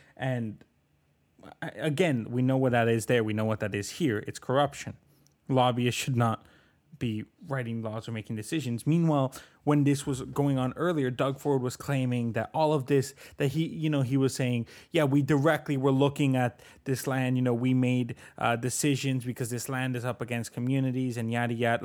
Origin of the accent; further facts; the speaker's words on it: Richmond Hill, Ontario, Canada; also born or lived in Bogotá, Colombia; I grew up in Oak Ridges, but I'm originally from Bogotá, Colombia